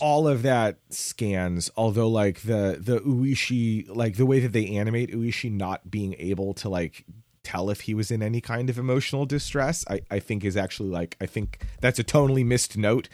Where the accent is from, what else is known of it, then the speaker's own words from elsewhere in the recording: United States; my specific experience as an American